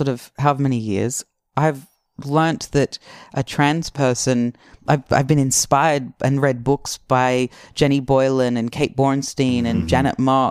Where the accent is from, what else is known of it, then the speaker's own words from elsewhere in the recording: Australia; growing up in Australia